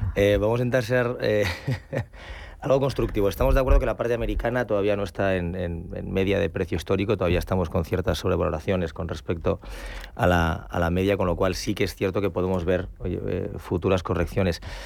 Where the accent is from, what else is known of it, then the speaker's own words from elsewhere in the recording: Ciudad Rodrigo, Castile and León, Spain; moved away; me escapo a mi tierra, Salamanca, Ciudad Rodrigo